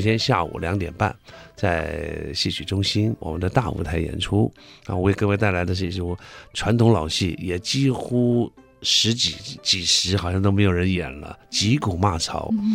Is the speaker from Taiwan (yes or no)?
yes; Taiwan; accent: Taiwanese; 因为我们台湾有一个口音